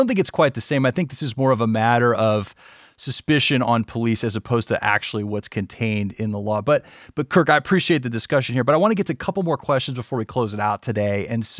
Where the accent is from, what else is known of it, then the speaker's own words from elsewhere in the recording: Gulf South, United States; Yeah, you know, I grew up in the Gulf South, and, you know, I remember my dad would take me around and kind of show me places